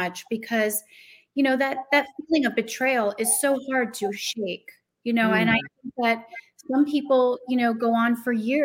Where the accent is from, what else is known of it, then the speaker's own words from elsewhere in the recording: New Jersey, United States; moved away; also born or lived in Chicago, Illinois; I'm originally from New Jersey